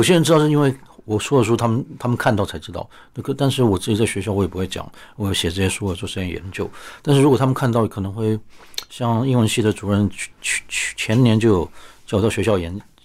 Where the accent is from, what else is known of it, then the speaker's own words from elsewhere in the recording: Taipei, Taiwan; 我母亲是高雄人啊，但是其实如果住在台北的家，爷爷家的话，我其实都是吃山东菜长大的